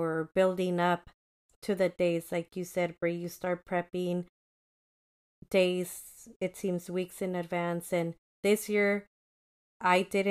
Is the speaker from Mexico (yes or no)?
yes; Mexico; moved away; I feel like I was born in Mexico. This is part of me.